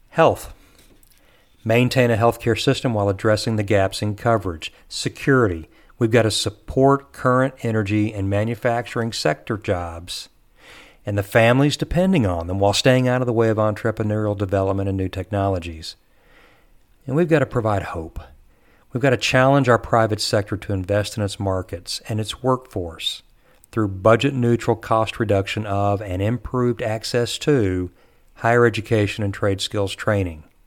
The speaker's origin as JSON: {"language": "English", "region": "Texas", "country": "United States", "said": "I'm a Texan"}